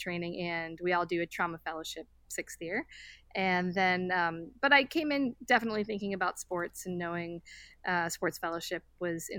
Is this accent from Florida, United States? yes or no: no; Boston, Massachusetts, United States; moved away as an adult; also born or lived in New York City / Atlanta, Georgia; I'm actually from the Boston area originally